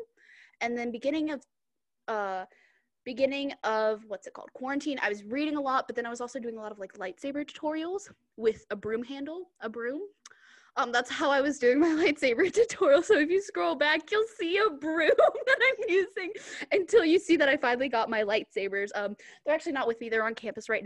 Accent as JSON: {"language": "English", "town": "Dallas", "region": "Texas", "country": "United States", "moved": "yes", "lives_now": "Kansas City, United States", "said": "I am from Dallas, Texas, but I'm currently living in Kansas City, Kansas."}